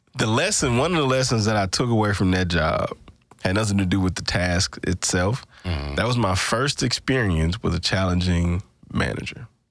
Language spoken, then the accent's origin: English; Greenville, Mississippi, United States; we were both from the Delta, Mississippi Delta